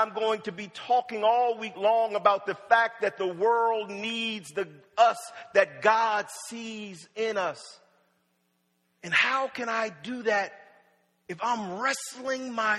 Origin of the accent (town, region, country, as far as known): Wilmington, Delaware, United States; born or raised there; also born or lived in Norfolk, Virginia